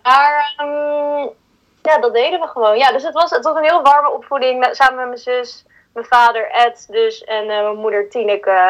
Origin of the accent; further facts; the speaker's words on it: Huizen, North Holland, Netherlands; Ik ben dus in Huizen opgegroeid